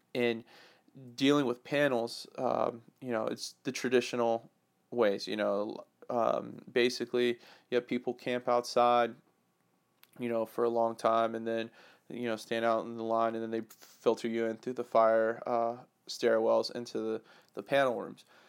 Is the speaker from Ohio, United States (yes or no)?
no; Atlanta, Georgia, United States; born or raised there